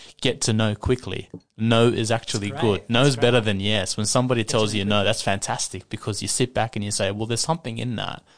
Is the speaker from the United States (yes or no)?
no; Sydney, New South Wales, Australia; growing up in Western Sydney, around the corner from Frankie